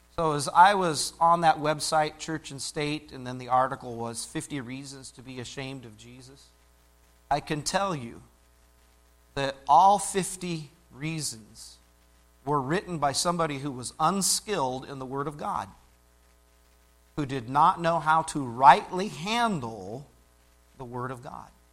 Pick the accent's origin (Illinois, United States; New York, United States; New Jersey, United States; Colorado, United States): Illinois, United States; I grew up in Illinois